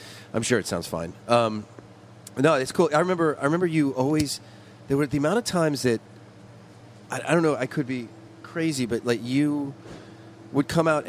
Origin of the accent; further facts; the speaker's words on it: Long Island, New York, United States; I grew up on Long Island